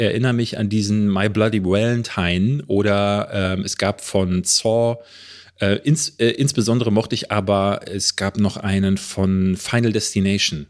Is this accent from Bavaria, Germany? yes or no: no; Berlin, Germany; Es gab hier in Berlin-Marzahn, wo ich groß geworden bin, gab es ein Kino